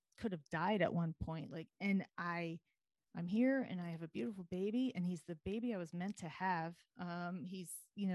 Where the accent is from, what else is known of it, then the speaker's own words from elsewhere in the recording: United States; also born or lived in New York City, United States; I'm from New Jersey, New York